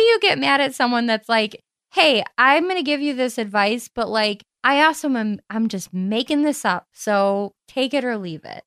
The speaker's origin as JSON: {"language": "English", "town": "Cleveland", "region": "Ohio", "country": "United States", "accent": "Cleveland", "said": "my Cleveland accent"}